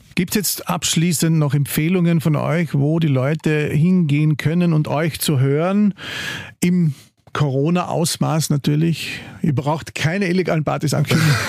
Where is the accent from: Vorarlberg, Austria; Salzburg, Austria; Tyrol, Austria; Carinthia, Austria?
Carinthia, Austria; now in Vienna, Austria; wir als Kärntner